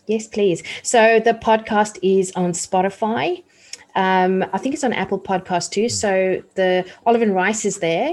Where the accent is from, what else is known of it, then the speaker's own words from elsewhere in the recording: South Africa; moved away; I grew up in apartheid South Africa